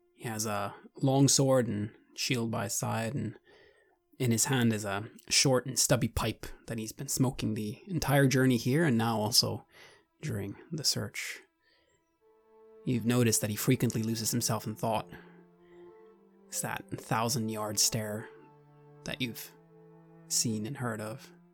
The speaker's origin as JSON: {"language": "English", "country": "Sweden", "moved": "yes", "lives_now": "Japan", "said": "I'm originally from Sweden, now living in Japan"}